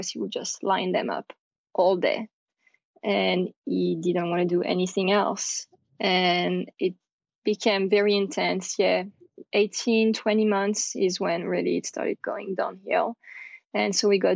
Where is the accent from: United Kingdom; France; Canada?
France; accent: French; English is a second language; now in United States; I'm French, you can probably hear my accent